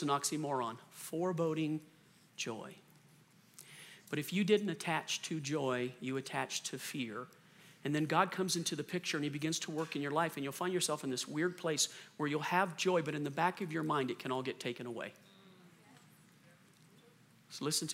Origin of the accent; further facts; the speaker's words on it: the South, United States; moved away; I'm from the South originally